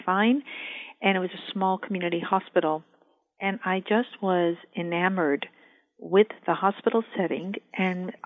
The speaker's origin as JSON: {"language": "English", "region": "New York", "country": "United States", "moved": "as an adult", "lives_now": "Northern California, United States", "said": "I'm a New Yorker"}